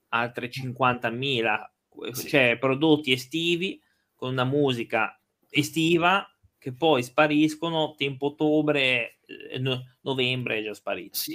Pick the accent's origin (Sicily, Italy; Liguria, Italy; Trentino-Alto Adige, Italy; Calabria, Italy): Liguria, Italy; Genoa; noi che siamo di Genova